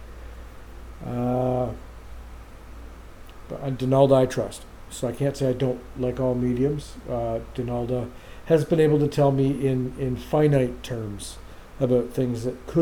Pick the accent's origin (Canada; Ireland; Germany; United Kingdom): Canada; Oshawa, Ontario; my mother was the co-founder of Hope Spiritualist Church here in Oshawa